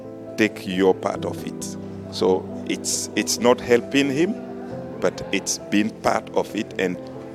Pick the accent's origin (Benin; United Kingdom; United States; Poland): Benin; from the Republic of Benin.